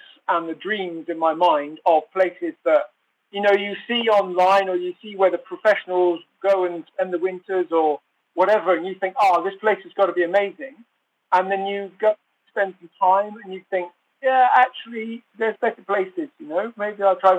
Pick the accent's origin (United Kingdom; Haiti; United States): United Kingdom; Oxford, South East England; moved away as an adult; also born or lived in French Alps; So I'm originally from Oxford in England, and I spent about 30 years there